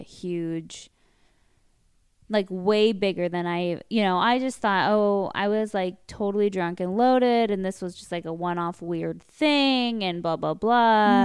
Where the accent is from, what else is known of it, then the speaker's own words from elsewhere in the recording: Westlake Village, California, United States; We grew up in Westlake